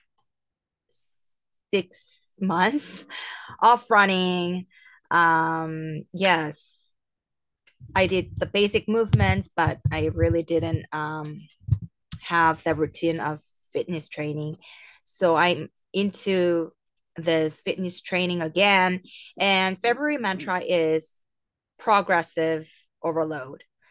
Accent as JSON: {"language": "English", "region": "Seoul", "country": "South Korea", "said": "I'm from Seoul, South Korea"}